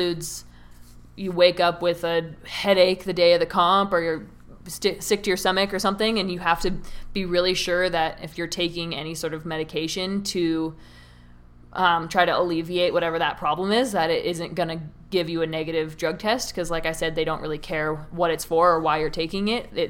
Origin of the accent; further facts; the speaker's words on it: Canmore, Alberta, Canada; one of my friends growing up in Canmore